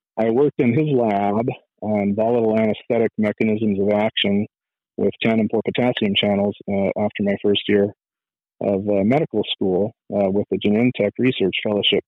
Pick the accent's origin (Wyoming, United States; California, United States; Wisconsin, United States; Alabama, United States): California, United States; Fresno; moved away as an adult; also born or lived in Tucson; I was born and raised in Fresno, California